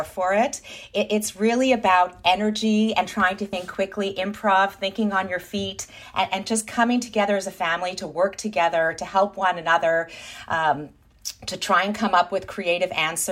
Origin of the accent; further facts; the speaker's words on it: Thornhill, Ontario, Canada; We're proud Jews from Thornhill